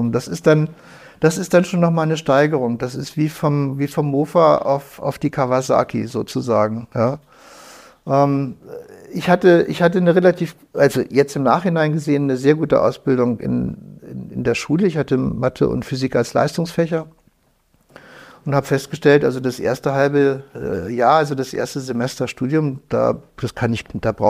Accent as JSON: {"language": "German", "region": "Lower Saxony", "country": "Germany", "tie": "born or raised there", "said": "Nein, ich bin aufgewachsen in der Düneburger Heide. Ah ja, okay. Also so etwas nördlich von Wolfsburg."}